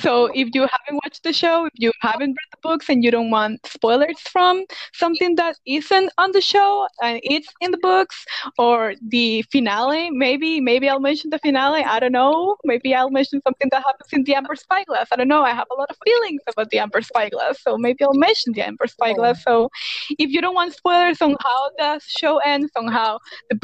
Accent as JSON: {"language": "English", "country": "Costa Rica", "first_language": "Spanish", "second_language": "English", "said": "I also don't speak English as a first language. I'm from Costa Rica. I speak Spanish"}